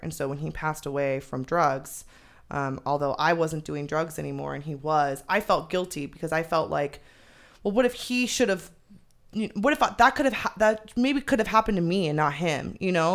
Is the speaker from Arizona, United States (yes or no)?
yes; Phoenix, Arizona, United States; also born or lived in Chandler, Arizona; I moved from the North Valley in Phoenix down to Chandler.